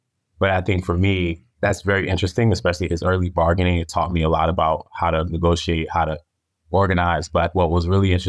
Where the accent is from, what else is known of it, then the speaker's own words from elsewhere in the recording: Connecticut, United States; also born or lived in Arizona; Yeah, so I grew up both on the East Coast and in the West. I started off in the Connecticut area and ended up in Arizona.